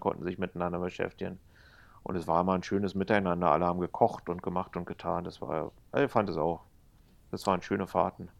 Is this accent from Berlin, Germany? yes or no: yes; Berlin, Germany; als Berliner